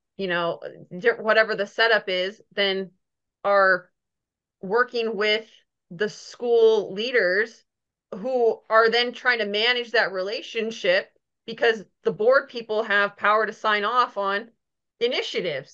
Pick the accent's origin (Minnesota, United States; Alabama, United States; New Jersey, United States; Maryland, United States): Minnesota, United States; moved away; also born or lived in Missouri; I grew up in Minnesota